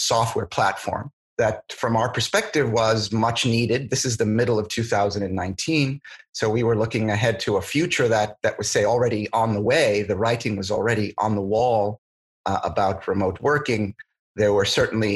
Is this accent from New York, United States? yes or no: yes; New York, United States; moved away as an adult; now in San Francisco, United States; I'm originally from New York